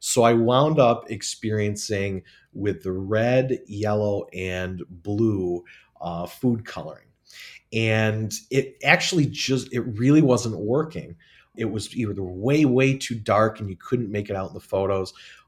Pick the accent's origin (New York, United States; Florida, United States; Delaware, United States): New York, United States; Watertown; I'm actually from Watertown, New York.